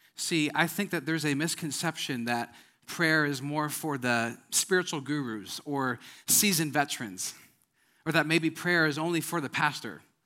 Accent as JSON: {"language": "English", "region": "Wisconsin", "country": "United States", "moved": "yes", "said": "I'm from Wisconsin"}